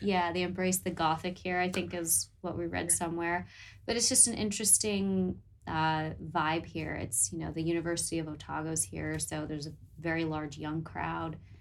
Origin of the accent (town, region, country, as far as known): United States; accent: American; moved away as an adult; now in New Zealand